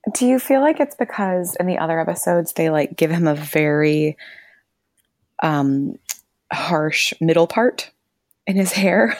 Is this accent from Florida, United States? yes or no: yes; Florida, United States; now in New Zealand; we grew up in Florida, and so very warm year-round